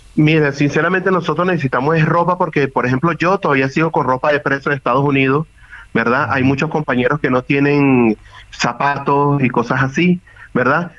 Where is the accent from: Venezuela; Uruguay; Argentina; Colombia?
Venezuela; moved away as an adult; also born or lived in Mexico City, Mexico; Yo salí de Venezuela hace siete años